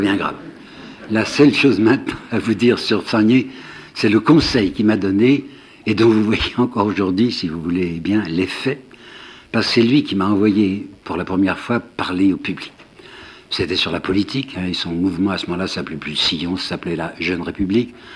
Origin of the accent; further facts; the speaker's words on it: Mâcon, Bourgogne-Franche-Comté, France; moved away as an adult; J'habitais Mâcon, hein, je suis né à Mâcon, et j'étais reparti